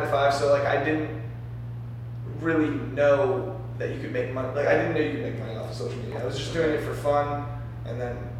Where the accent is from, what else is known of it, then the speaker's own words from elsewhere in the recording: Maryland, United States; now in Los Angeles, United States; I'm from Maryland.